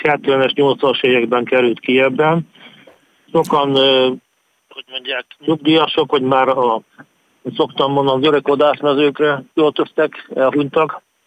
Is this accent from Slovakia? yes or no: no; Transcarpathia, Zakarpattia Oblast, Ukraine; moved away as an adult; also born or lived in Lviv; now in Kyiv, Ukraine; kárpátaljai vagyok